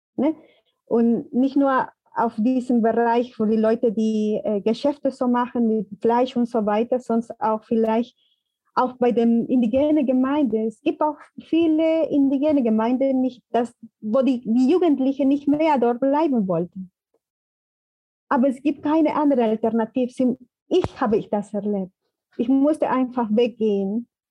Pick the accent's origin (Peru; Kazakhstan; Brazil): Peru; German is a second language; now in Germany; Ich komme aus den Provinzen und da ist auch anders